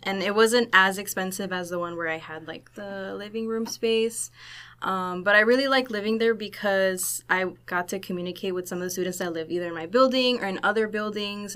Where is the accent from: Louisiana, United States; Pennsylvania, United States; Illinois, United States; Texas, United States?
Illinois, United States; Chicago; moved away as an adult; now in Laredo, United States; I'm from Chicago, Illinois.